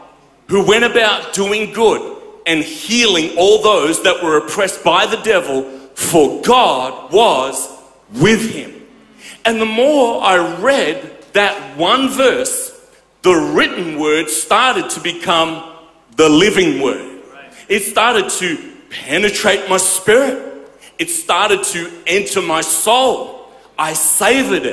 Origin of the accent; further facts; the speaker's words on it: Perth, Western Australia, Australia; I grew up in Perth